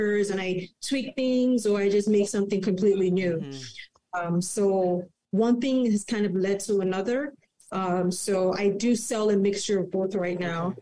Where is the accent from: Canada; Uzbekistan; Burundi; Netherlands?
Canada; also born or lived in Manhattan, New York / Toronto; I'm Canadian